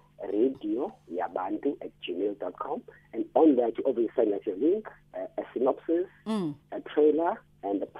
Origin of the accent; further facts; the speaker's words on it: Eastern Cape, South Africa; I come from the Eastern Cape